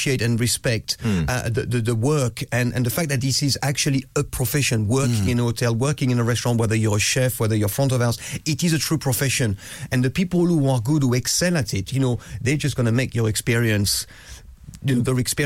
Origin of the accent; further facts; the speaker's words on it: France; Growing up in France